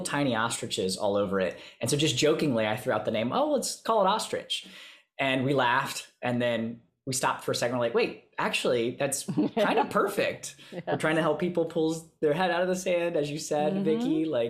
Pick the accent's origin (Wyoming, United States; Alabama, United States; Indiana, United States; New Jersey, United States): Alabama, United States; also born or lived in Florida / Thailand; now in Queens, New York, United States; I currently am living in Queens, New York, but I'm originally from Alabama, grew up there, went to school in Florida, spent a year in Thailand teaching English to the State Department, lived in Florida again for a little while, and then finally have landed up here.